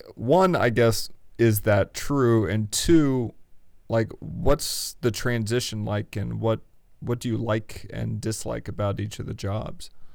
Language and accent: English; Indiana, United States; I'm from Indiana.